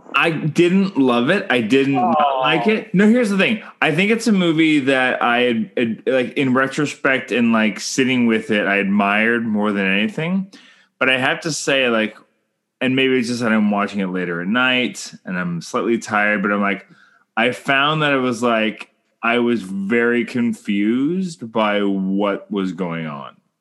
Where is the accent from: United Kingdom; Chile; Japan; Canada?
Canada; I'm Canadian filmmaker